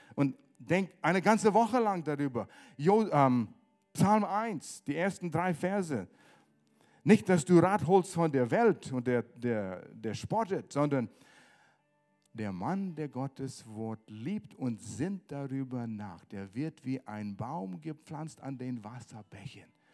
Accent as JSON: {"language": "German", "country": "Canada", "second_language": "German", "moved": "yes", "said": "ich komme aus Kanada"}